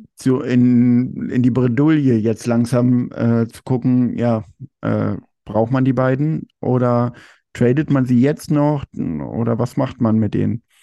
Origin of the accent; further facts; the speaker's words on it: Germany; man ist immer so als Deutscher